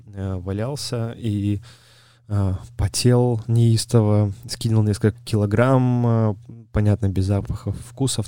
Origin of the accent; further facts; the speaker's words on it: Belarus; я сам из Беларуси